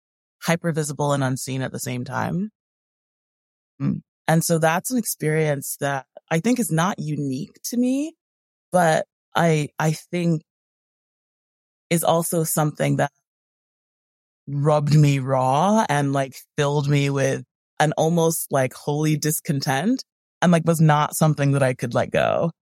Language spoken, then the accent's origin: English; Connecticut, United States; also born or lived in California; So I was born in California, in Southern California. But I was raised in a few different places. I think the place that I lived the longest as a kid was Connecticut, where I'm currently located.